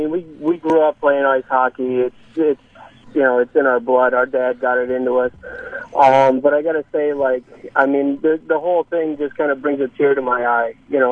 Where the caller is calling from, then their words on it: Fairfield, United States; Yeah, I'm calling you from Fairfield.